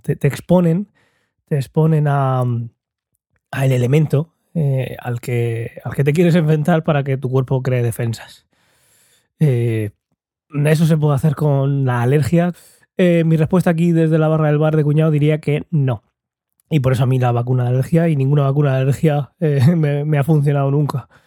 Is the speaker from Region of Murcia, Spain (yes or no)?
yes; Murcia, Region of Murcia, Spain; en Murcia, en España